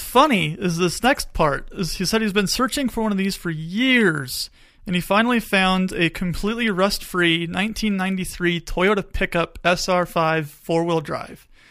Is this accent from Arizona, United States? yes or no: yes; Tucson, Arizona, United States; I grew up in Tucson